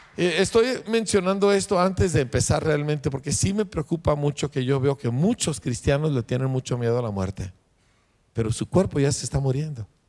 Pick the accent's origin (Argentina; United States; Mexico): Mexico; nosotros somos mexicanos